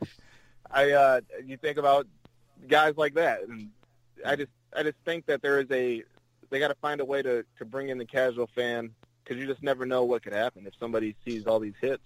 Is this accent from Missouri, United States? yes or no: no; Flint, Michigan, United States; I'm from Flint